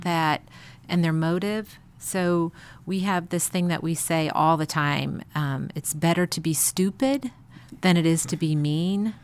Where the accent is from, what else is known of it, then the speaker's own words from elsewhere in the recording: Chicago, Illinois, United States; moved away; I grew up in Chicago